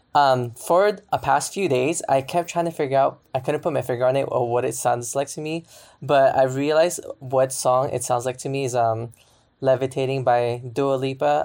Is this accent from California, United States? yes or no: yes; Sacramento, California, United States; I'm from Sacramento